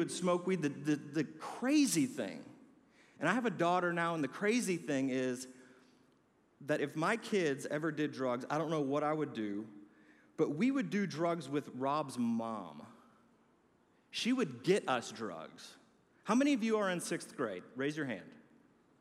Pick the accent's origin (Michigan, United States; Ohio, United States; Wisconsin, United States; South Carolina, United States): Wisconsin, United States; Milwaukee; I grew up in Milwaukee, Wisconsin